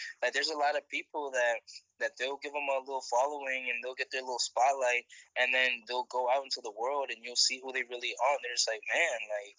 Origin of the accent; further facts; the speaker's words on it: Virginia, United States; I'm from Virginia.